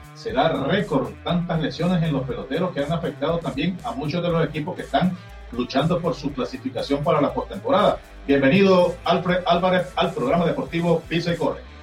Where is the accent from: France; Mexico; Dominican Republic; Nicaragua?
Nicaragua; nosotros también como nicaragüenses